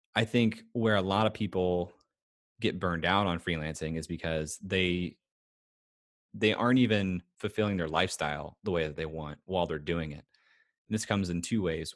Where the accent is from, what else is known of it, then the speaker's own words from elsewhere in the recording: United States; especially as an American